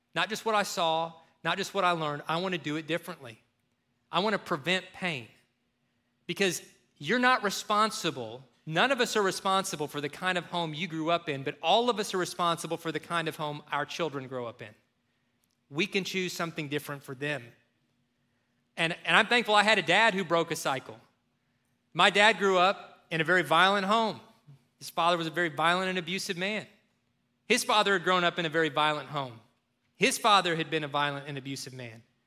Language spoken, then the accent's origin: English; Kentucky, United States; growing up in Kentucky